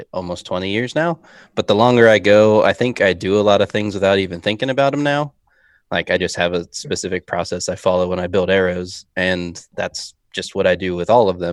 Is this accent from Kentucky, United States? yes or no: no; Ohio, United States; moved away; I'm from Ohio originally